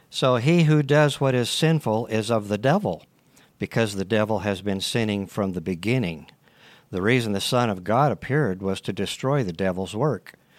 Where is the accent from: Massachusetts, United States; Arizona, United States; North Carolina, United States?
Arizona, United States; Tucson; also born or lived in California; So we moved to Tucson back with my grandparents